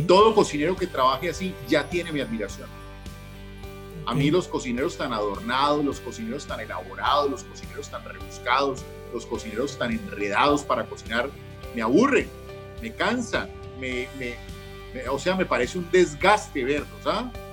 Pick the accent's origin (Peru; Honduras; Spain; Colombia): Colombia; somos colombianos